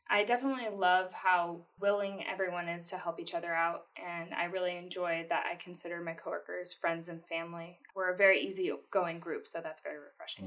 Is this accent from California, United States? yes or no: yes; El Cajon, California, United States; also born or lived in Point Loma, San Diego; we moved to Fletcher Hills, El Cajon, and that's where they are today. And I'm out in El Cajon now.